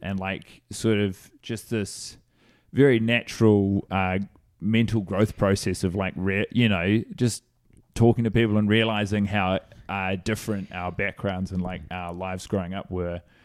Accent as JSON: {"language": "English", "town": "Christchurch", "region": "Canterbury", "country": "New Zealand", "tie": "born or raised there", "moved": "as an adult", "lives_now": "New York, United States", "said": "I grew up in Christchurch, New Zealand"}